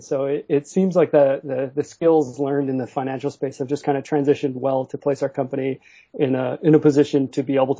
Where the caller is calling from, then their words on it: Vancouver, British Columbia, Canada; Calling from Vancouver, Canada.